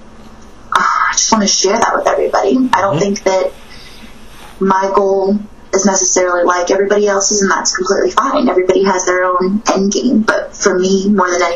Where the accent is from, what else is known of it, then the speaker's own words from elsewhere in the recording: Guam; moved away; also born or lived in New Orleans; I grew up in Guam